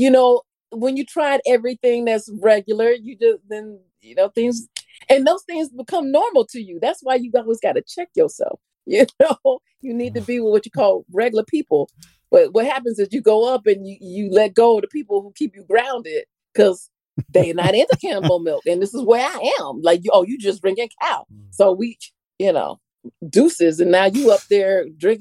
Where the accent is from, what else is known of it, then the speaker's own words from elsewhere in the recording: Florida, United States; I'm from Florida